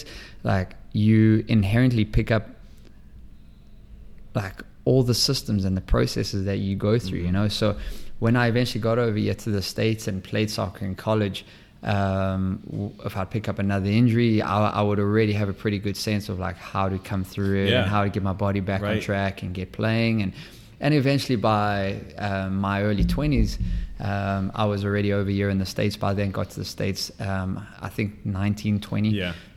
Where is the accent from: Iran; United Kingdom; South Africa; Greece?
South Africa; moved away as an adult; also born or lived in Maine / Seattle / Minnesota / Boston; now in St. Louis, United States; born and raised in South Africa